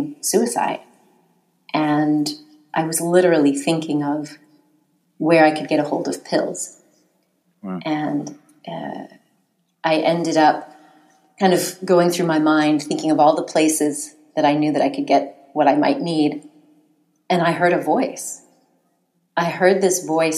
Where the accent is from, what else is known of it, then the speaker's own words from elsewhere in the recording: United States; I grew up in the United States